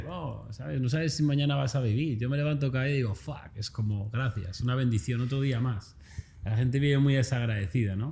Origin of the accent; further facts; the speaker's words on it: a small town north of Madrid, Community of Madrid, Spain; moved away as an adult; also born or lived in Australia; now in Los Angeles, United States; yo soy un chaval normal como cualquier persona, nacido en un pequeño municipio del norte de Madrid